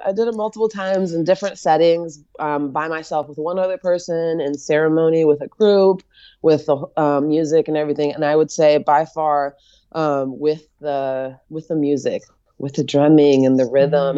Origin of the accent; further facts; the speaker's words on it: United States; as an American